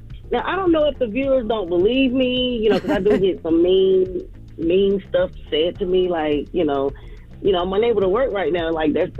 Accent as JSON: {"language": "English", "town": "Atlanta", "region": "Georgia", "country": "United States", "tie": "born or raised there", "lives_now": "Forest Park, United States", "said": "Well, I grew up in East Atlanta, and now I live in Forest Park."}